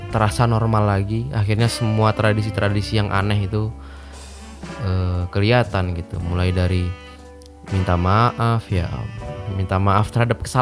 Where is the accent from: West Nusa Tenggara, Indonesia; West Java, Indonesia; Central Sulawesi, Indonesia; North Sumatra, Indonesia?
North Sumatra, Indonesia; born there; si … ini itu tuh orang Batak Karo yang mana tempat kelahiranku di situ gitu di Batak Karo di Kabupaten Karo lebih khususnya